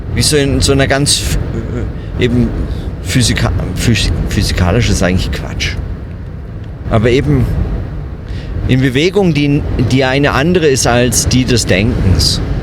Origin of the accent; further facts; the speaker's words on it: Germany; moved away as an adult; now in Bern, Switzerland; ich als Bürger bin hier lebe hier als Fremder, arbeite als Deutscher in Bern an der Uni